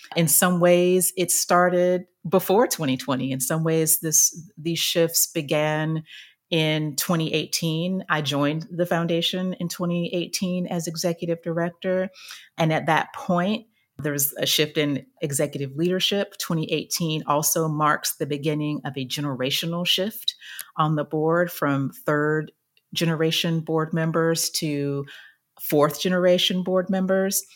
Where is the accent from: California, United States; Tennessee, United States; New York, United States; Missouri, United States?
Tennessee, United States; Chattanooga; moved away; I ended up working in local government in my hometown of Chattanooga, Tennessee